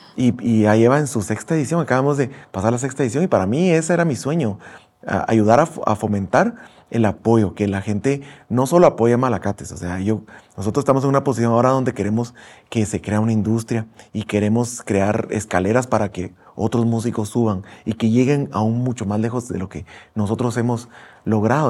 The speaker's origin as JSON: {"language": "Spanish", "country": "Guatemala", "said": "como guatemaltecos"}